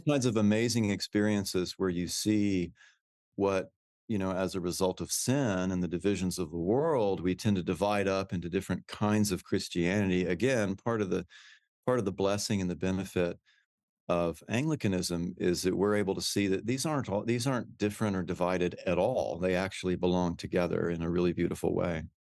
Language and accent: English; Houston, Texas, United States; moved away as an adult; I'm actually a native Texan. I, I grew up in Houston